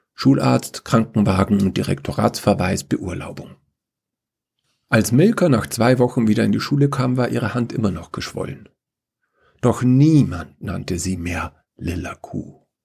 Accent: Upper Bavaria, Germany; nachdem ich in Oberbayern aufgewachsen bin

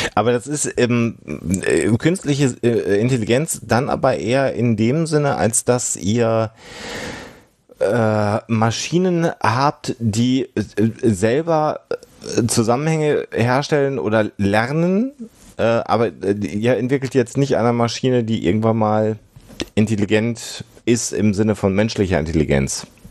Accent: Düsseldorf, North Rhine-Westphalia, Germany; ich als Düsseldorfer

